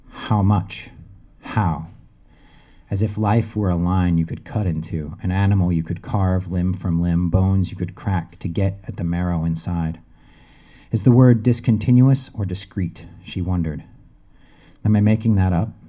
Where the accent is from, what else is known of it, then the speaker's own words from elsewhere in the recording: Connecticut, United States; But I'm not from there. I'm from Connecticut.